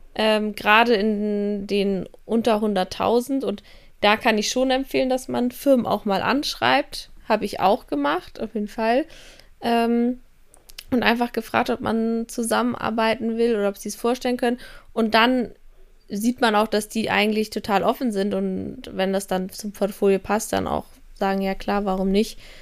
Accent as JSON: {"language": "German", "town": "Kiel", "region": "Schleswig-Holstein", "country": "Germany", "said": "Kiel ist auch ein Dorf gefühlt, wo ich herkomme"}